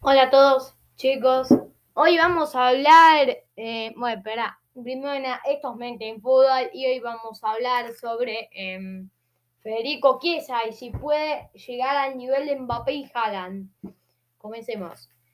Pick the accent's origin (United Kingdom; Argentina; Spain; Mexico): Argentina; Soy argentino. Soy argentino